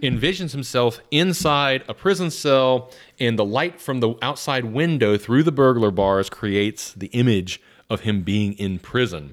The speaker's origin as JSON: {"language": "English", "town": "Atlanta", "region": "Georgia", "country": "United States", "tie": "born or raised there", "moved": "yes", "said": "growing up in Atlanta"}